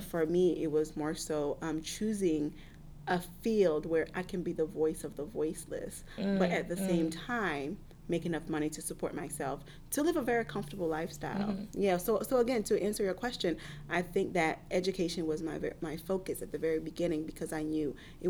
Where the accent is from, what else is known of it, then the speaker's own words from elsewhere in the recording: United States; So I had that mindset very early on, and growing up in America, I didn't have I didn't have the easiest childhood.